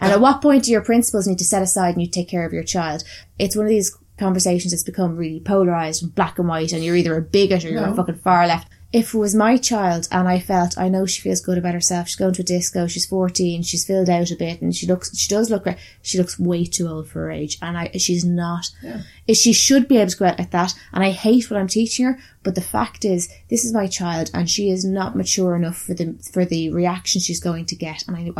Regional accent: Ireland; bearing in mind we come from Ireland and we have similar views in terms of, like, the fucking Catholic shit that we had.

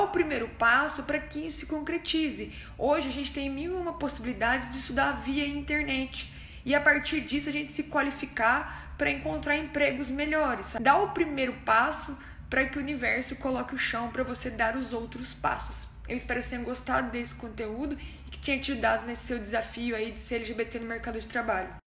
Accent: interior of Minas Gerais, Brazil; moved away; also born or lived in São Paulo; Sou no interior de Minas e quando eu saí de Minas, a primeira cidade que eu mudei foi para São Paulo

